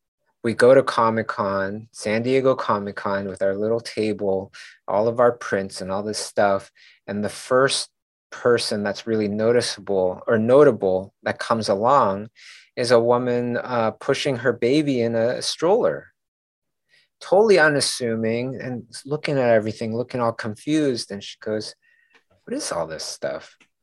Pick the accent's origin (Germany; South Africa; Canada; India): Canada; Kay and I were just like, oh, that's because we're from Canada, you know, instead of saying we're new.